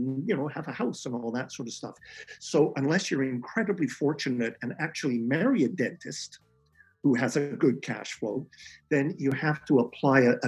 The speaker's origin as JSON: {"language": "English", "town": "Calgary", "region": "Alberta", "country": "Canada", "also_born_or_lived": "Edmonton / Toronto", "moved": "as an adult", "said": "I come from Calgary, and I was at the U of A in Edmonton"}